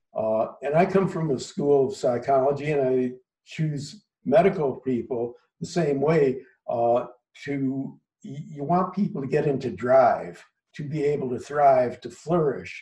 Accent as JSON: {"language": "English", "town": "Minneapolis", "region": "Minnesota", "country": "United States", "tie": "born or raised there", "also_born_or_lived": "Los Angeles", "moved": "as an adult", "lives_now": "Philadelphia, United States", "said": "I grew up in Minneapolis, Minnesota. Spent the first 22 or so years of my life"}